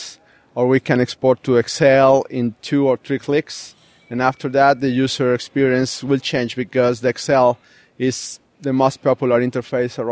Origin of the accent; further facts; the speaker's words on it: Mexico City, Mexico; I'm from Mexico City.